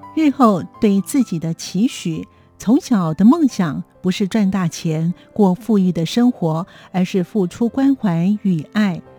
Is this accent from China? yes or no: no; Hualien County, Taiwan; 我是，呃，在花莲的偏乡长大的。爸爸呢，就是所谓以前当时的我们所谓的外省人，那妈妈是台湾人。在那个偏乡的时代啊，物资比较缺乏